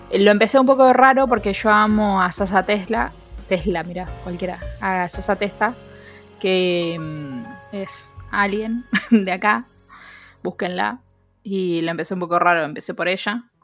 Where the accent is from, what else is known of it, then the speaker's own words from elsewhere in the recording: Mexico; Soy mexicano, se nos va a costar un toque coordinar los horarios